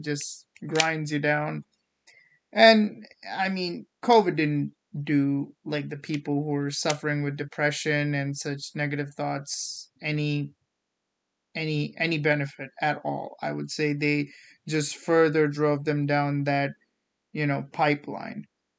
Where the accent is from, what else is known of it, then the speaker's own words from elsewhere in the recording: India; English is a second language; yeah, that was something that I learned coming from India that was actually very eye-opening. So growing up in India, the schooling system was very competitive.